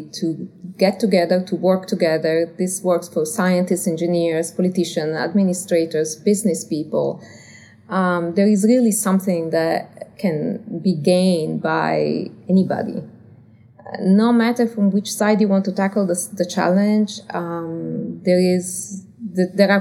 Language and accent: English; Turin, Piedmont, Italy; English is a second language; moved away as an adult; now in United States; I'm from Italy originally.